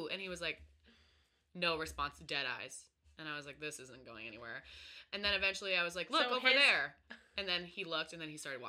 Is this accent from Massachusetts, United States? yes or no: yes; Georgetown, Massachusetts, United States; also born or lived in Salem, Massachusetts; And the third guess, they got Georgetown. I was like, yeah, that's where I grew up.